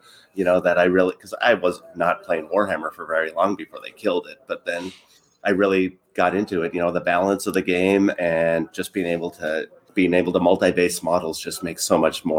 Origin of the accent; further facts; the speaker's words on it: near Duluth, Minnesota, United States; moved away; I'm from up by Duluth and was living up there for a while.